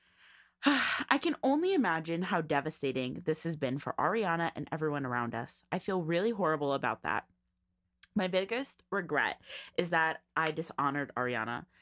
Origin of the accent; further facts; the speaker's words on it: New Jersey, United States; we're from Jersey